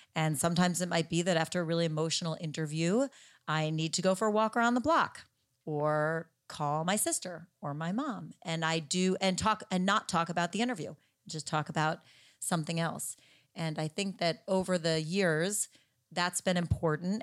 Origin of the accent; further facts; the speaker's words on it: New Jersey, United States; my home state of New Jersey